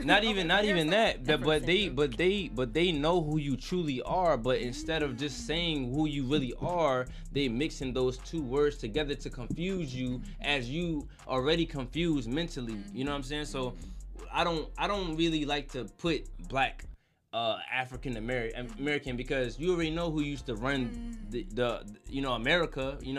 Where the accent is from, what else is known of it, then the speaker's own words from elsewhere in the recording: Jamaica; now in United States; I'm originally from Jamaica